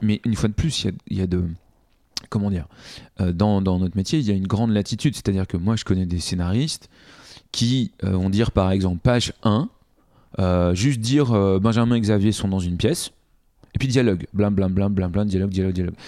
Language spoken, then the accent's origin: French; Paris, Île-de-France, France; je suis né à, Paris, euh, dans le 12e arrondissement